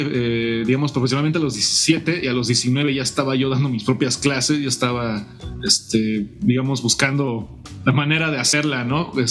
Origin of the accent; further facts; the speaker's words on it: Morelia, Michoacán, Mexico; soy un guitarrista, soy originario de Morelia, Michoacán.